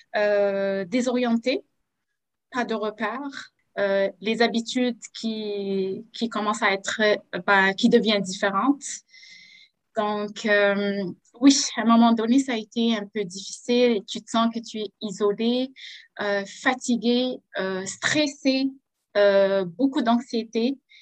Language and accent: French; Algeria; moved away as an adult; now in Quebec, Canada; je viens de l'Algérie